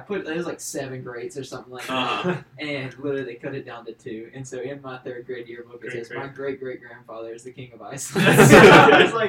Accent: Alabama, United States; I'm proud of Alabama.

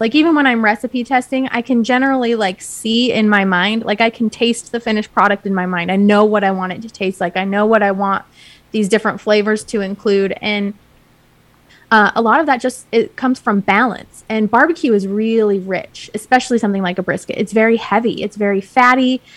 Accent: Utah, United States; I grew up in Utah. We really don't have a long barbecue culture history here.

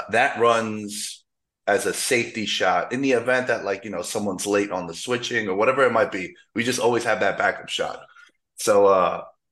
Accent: New York City, New York, United States; moved away as an adult; also born or lived in Queens; now in Las Vegas, United States; back home in the city, in the five boroughs, the real New York, not that upstate

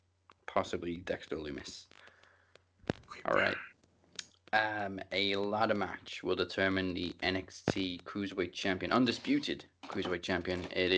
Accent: Wales, United Kingdom; we're Welsh. We're supposed to be able to roll our R's, but we can't.

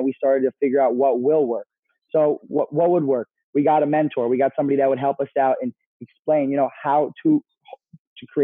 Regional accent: Hudson Valley, New York, United States; We're from the Hudson Valley area.

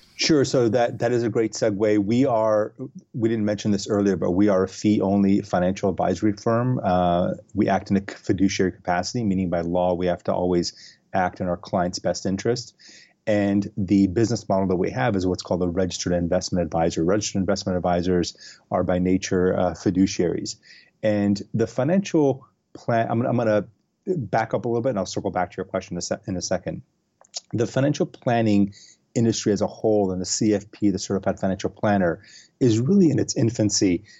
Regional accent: Los Angeles, California, United States; also born or lived in San Francisco; I am originally from Los Angeles. Uh, I grew up here.

